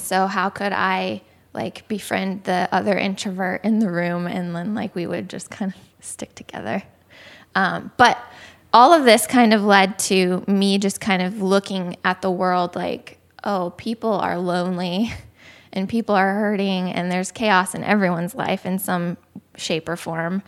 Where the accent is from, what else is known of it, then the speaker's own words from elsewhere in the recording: Ohio, United States; I was born in Ohio, and kind of lived there my whole life